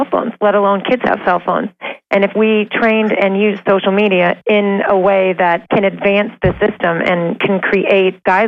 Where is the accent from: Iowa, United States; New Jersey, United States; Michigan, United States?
Iowa, United States; I'm from Iowa, and I work in schools